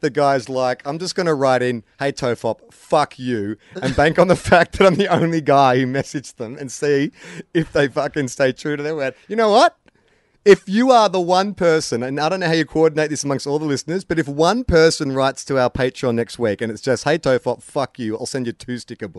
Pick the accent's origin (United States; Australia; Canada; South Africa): Australia; Adelaide, South Australia; I'm a nobody from Adelaide who has to pay the mortgage and provide for a family.